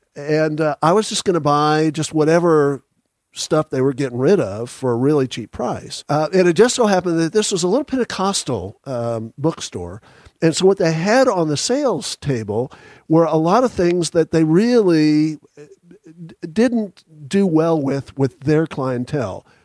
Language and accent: English; Dallas, Texas, United States; also born or lived in Houston, Texas; now in Franklin, United States; I was born in Houston and raised in Dallas